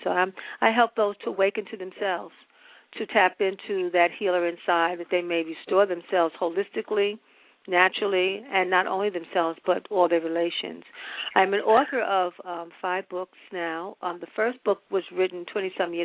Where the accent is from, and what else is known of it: New York, United States; born or raised there